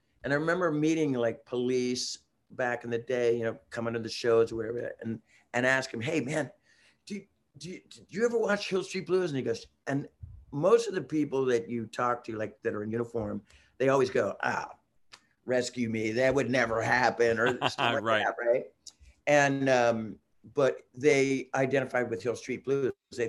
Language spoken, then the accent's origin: English; Germany; English is a second language; I'm from Germany.